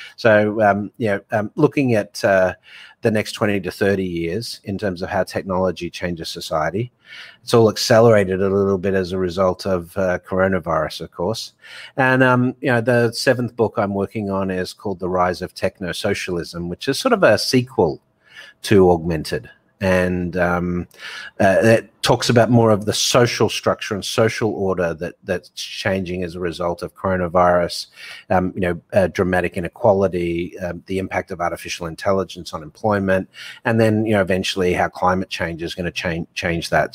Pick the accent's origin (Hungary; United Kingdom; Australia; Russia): Australia; moved away as an adult; also born or lived in Hong Kong / Dubai; now in New York, United States; I've been offshore for twenty years, even though I'm Aussie